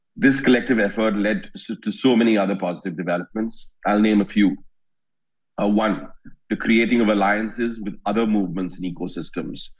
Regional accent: India; I'm a lawyer from India

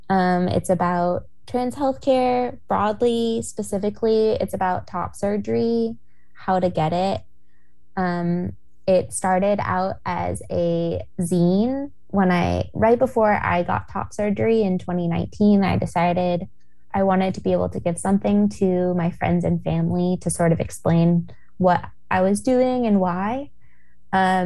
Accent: Portland, Oregon, United States; moved away; I am from Portland. I grew up here. I've moved back in the past couple years

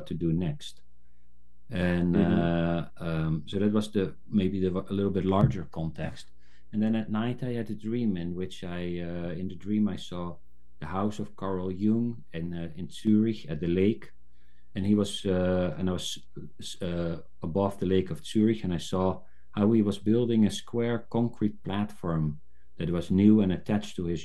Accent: South Africa; I was born in South Africa, I've somehow resonated with the African indigenous tradition

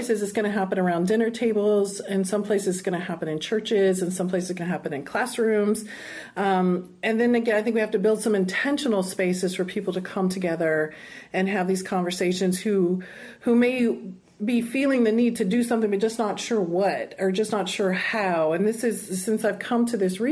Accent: South Texas, United States; I'm Latina, and I come from South Texas, a small town where the vast majority of us were Chicana

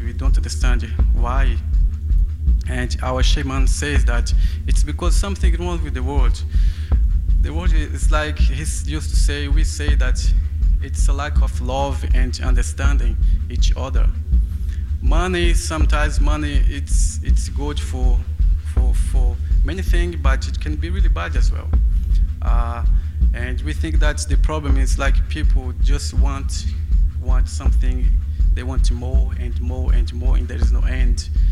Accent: Brazilian Amazon, Brazil; English is a second language; moved away as an adult; now in London, United Kingdom

